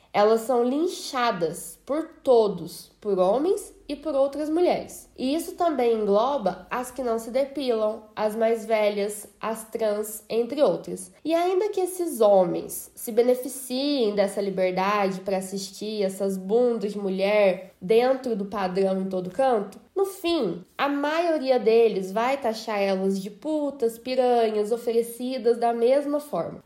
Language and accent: Portuguese; Brazil; nós somos brasileiras, lindas, maravilhosas, vivemos num país quente